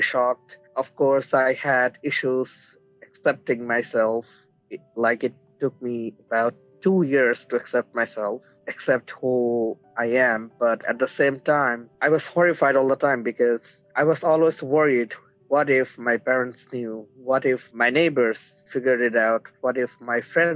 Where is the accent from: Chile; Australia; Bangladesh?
Bangladesh; now in Newfoundland, Canada; Originally, I'm from Bangladesh.